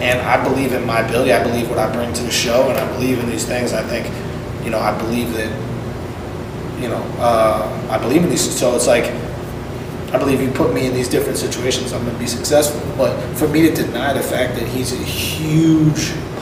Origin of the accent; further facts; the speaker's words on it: New York, United States; I grew up in New York in the fucking 90s